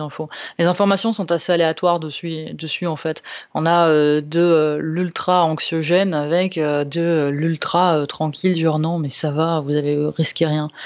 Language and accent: French; Lombardy, Italy; now in France; je viens de, de Lombardie